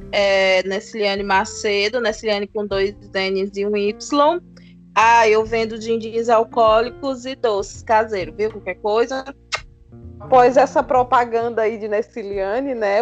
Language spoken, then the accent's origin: Portuguese; Jaguaribe, Ceará, Brazil; now in Limoeiro do Norte, Brazil; também moro em Limoeiro e sou de Jaguaribe